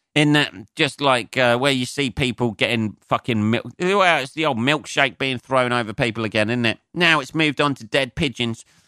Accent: Northampton, East Midlands, United Kingdom; growing up in Northampton

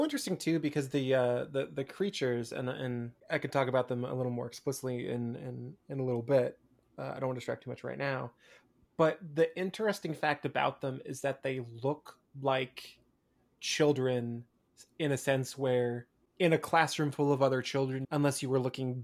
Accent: Eastern Washington, United States; growing up in Eastern Washington

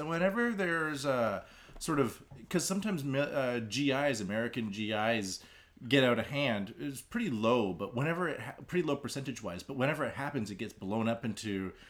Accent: Canada; now in Japan; I'm Canadian.

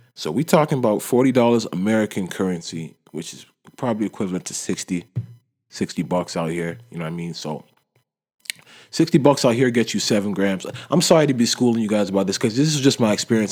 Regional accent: Toronto, Ontario, Canada; when you're from Toronto

